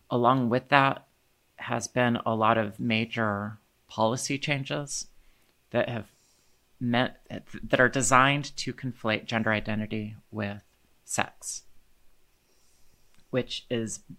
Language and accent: English; Indiana, United States; And when the legislation came to my home state of Indiana